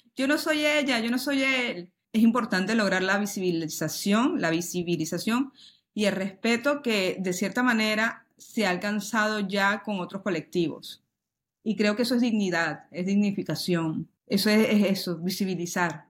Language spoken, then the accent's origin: Spanish; Venezuela; now in Spain; mi país natal, Venezuela